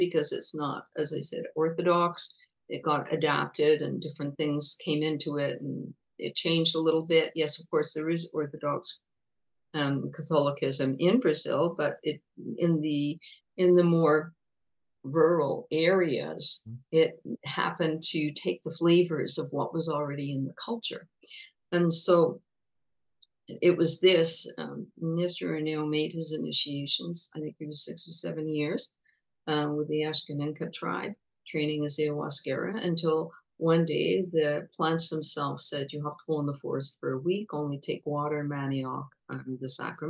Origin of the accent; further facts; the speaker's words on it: England, United Kingdom; now in Montreal, Canada; I was born in England, so I'm British